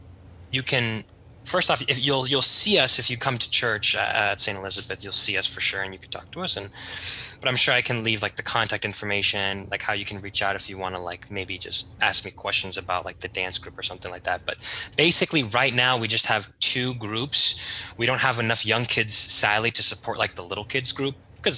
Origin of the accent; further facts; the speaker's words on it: Rhodes, South Aegean, Greece; I think I have a bias because I'm from Rhodos, but I really do like the wedding tradition.